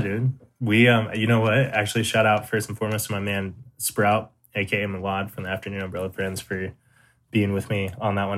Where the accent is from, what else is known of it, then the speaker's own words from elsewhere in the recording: San Diego, California, United States; I'm from San Diego, California. Uh, born and raised pretty much all over San Diego.